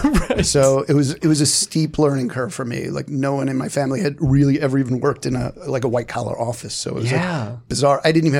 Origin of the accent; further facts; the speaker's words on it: Brooklyn, New York, United States; accent: Brooklyn; I felt horrible about my accent too. Like I had a thick Brooklyn accent, and I just felt like I sounded stupid.